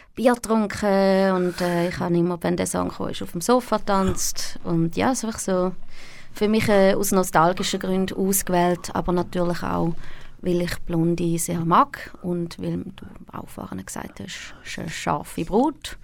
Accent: Thurgau, Switzerland; moved away as an adult; now in Zurich, Switzerland; Ich bin in Reichlingen aufgewachsen, im Thurgau.

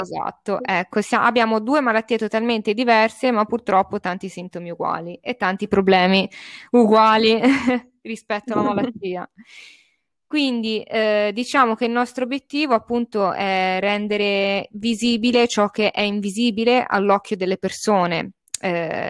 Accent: Bolzano, Trentino-Alto Adige, Italy; now in Cecina, Italy; vivo a Cecina in Toscana, ma di origine sono di Bolzano, quindi parlo anche tedesco perché siamo una città bilingue

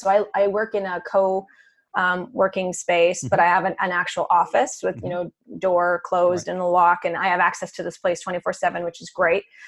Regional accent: Canada; moved away as an adult; now in New York City, United States; I'm originally from Canada

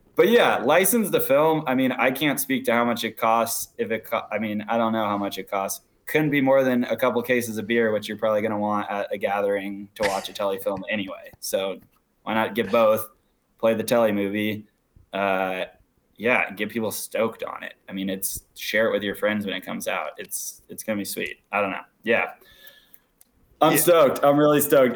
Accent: Washington, United States; I'm from Washington State, Colorado. It's where my dad's from

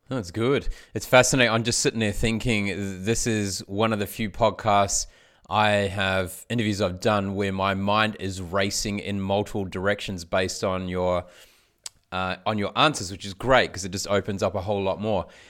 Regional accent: New Zealand; now in Australia; I grew up in New Zealand. I live in Australia

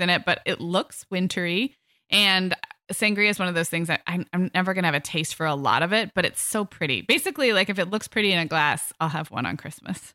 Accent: California, United States; growing up in kind of health food conscious California in the eighties and nineties

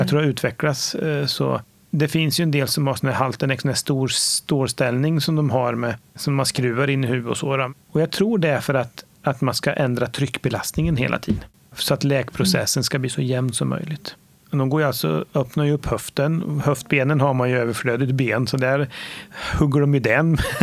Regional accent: Nora, Örebro County, Sweden; Jag är född och uppvuxen i Nora, en liten ort eh, 3,5 mil norr om Örebro

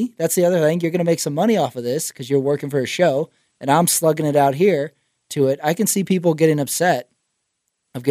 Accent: Texas, United States; now in Los Angeles, United States; I'm from Texas

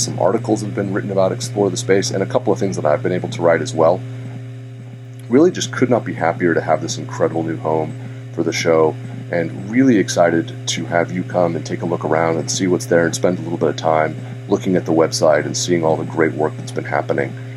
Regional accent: Santa Rosa, California, United States; my hometown of Santa Rosa

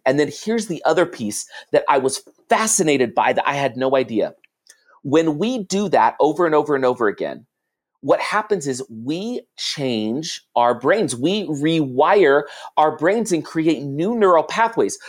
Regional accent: California, United States; I grew up in California

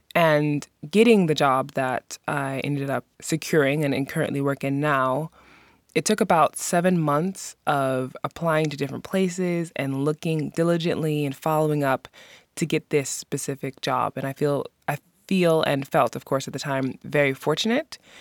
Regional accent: New York City, New York, United States; moved away as an adult; now in Iceland; I was born and raised in New York City

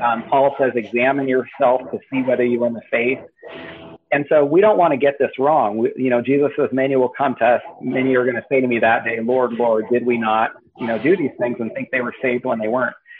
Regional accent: Northern California, United States; moved away as an adult; now in Washington, United States; I was raised in Northern California, and then I, I, I spent most of my life in California.

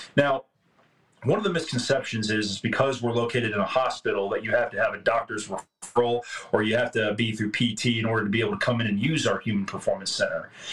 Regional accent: Tyler, Texas, United States; I grew up here in Tyler, Texas

